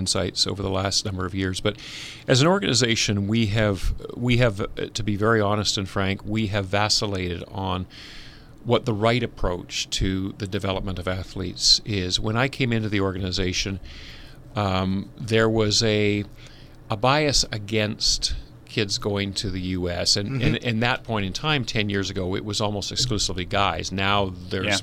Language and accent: English; Vancouver, British Columbia, Canada; I was growing up in Vancouver